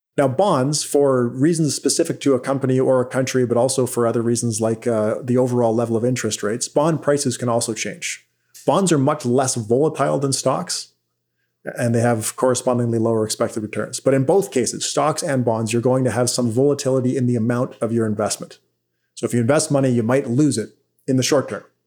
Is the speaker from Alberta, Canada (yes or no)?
no; Vancouver Island, British Columbia, Canada; now in Ottawa, Canada; I actually grew up on Vancouver Island, British Columbia, and now I live in, in Ottawa